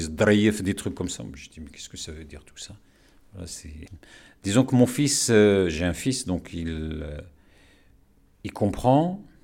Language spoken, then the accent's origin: French; Morocco; first language Moroccan Arabic; French is a second language; Ben, moi, ma langue, euh, ma langue maternelle, c'est l'arabe, hein, l'arabe marocain, puisque je suis marocain.